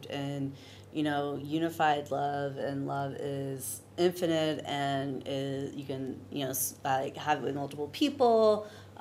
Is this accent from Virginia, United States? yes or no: yes; Virginia Beach, Virginia, United States; I'm originally from Virginia